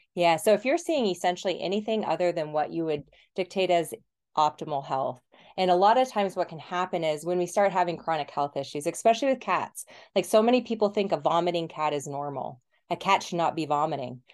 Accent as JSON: {"language": "English", "region": "Colorado", "country": "United States", "also_born_or_lived": "New Zealand", "moved": "as an adult", "said": "I'm from Colorado originally"}